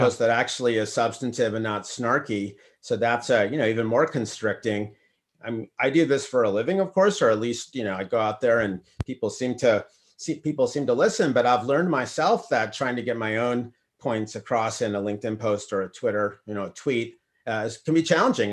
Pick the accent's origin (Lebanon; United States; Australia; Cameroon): United States; Minnesota; moved away; I'm actually from Minnesota